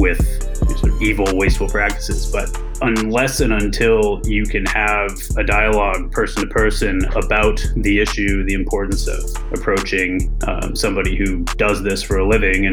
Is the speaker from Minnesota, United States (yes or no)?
no; Maine, United States; moved away; growing up in Maine really was the catalyzing moment for being an ocean person